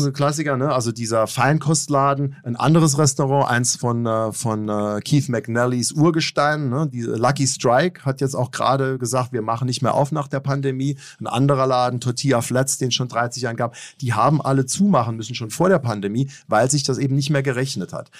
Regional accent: Germany; moved away as an adult; also born or lived in New York; als Deutscher war ich auch eher gewohnt, direkte Kritik anzubringen

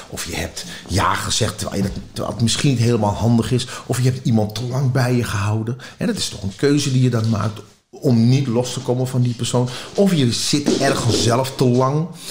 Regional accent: Amsterdam, North Holland, Netherlands; Ik ben in Amsterdam geboren

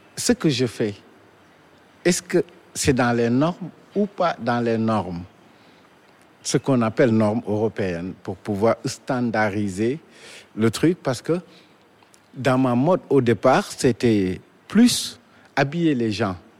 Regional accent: Dakar, Senegal; Je suis né à Dakar, précisément à la Médina

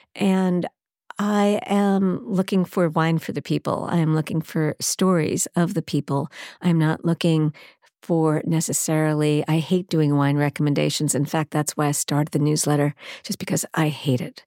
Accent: Baldwin, New York, United States; also born or lived in Brooklyn / Manhattan; even though I was born in Brooklyn, raised in Baldwin, Long Island

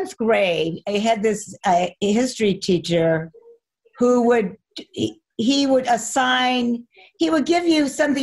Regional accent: Arcadia, California, United States; also born or lived in Pasadena, California; I grew up in Arcadia, but the hospital was in Pasadena.

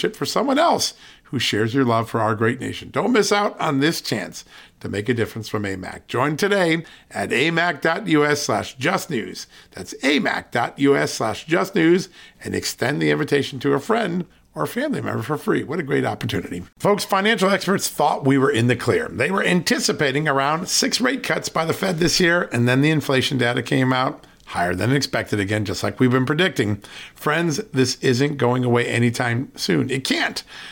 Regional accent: Virginia, United States; my home state of Virginia

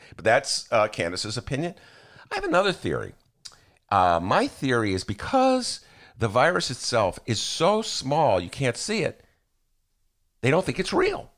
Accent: Evanston, Illinois, United States; also born or lived in Chicago; when I was a kid growing up in Evanston

